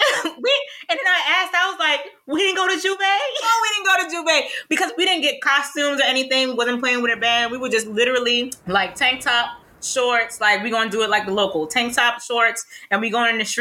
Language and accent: English; Trinidad & Tobago; moved away; I'm from Trinidad